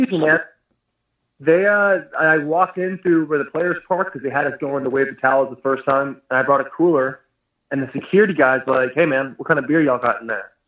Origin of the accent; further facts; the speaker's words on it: Arizona, United States; moved away; also born or lived in Michigan; I'm from Arizona